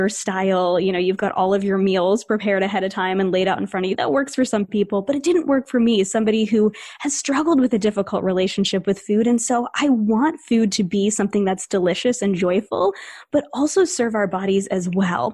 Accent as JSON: {"language": "English", "region": "New England", "country": "United States", "tie": "born or raised there", "said": "I grew up in New England, and this is a little bit of a generalization, I guess, but we're fast-paced around here"}